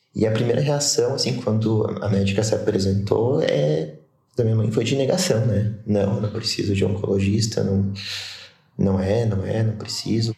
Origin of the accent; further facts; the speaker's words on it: Caxias do Sul, Rio Grande do Sul, Brazil; sou de Caxias do Sul, Rio Grande do Sul